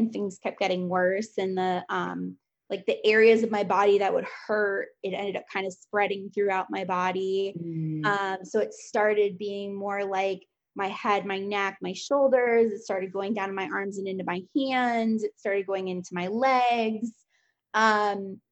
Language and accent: English; Fort Lauderdale, Florida, United States; I grew up in Fort Lauderdale